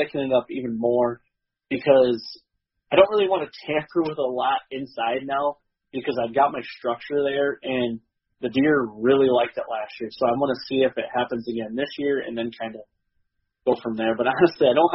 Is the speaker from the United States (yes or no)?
yes; Michigan, United States; growing up in Michigan and having that tradition